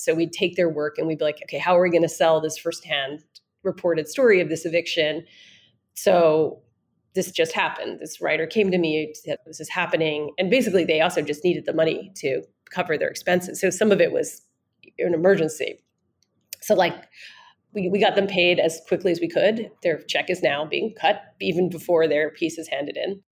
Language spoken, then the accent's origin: English; New York City, New York, United States; I grew up in New York in when I was growing up it was the East Village, but now it's like Greenwich Village. I grew up there.